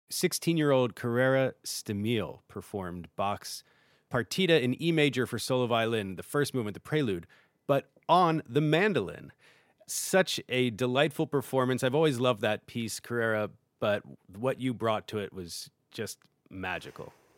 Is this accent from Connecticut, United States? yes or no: no; Philadelphia, Pennsylvania, United States; my hometown of Philadelphia